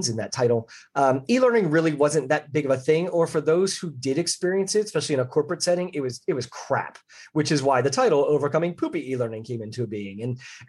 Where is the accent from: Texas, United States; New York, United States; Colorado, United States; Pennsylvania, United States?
Pennsylvania, United States; Philadelphia; I grew up in the Philadelphia area